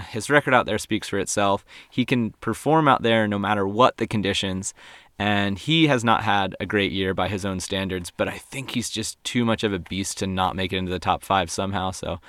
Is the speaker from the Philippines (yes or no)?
no; Réunion; Her backhand, to me, growing up in Reunion, it's really strong.